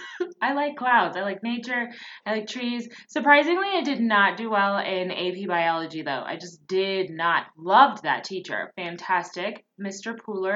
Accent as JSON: {"language": "English", "country": "Japan", "tie": "born or raised there", "said": "I grew up part in Japan, and so we wore them when you got sick, but that was it."}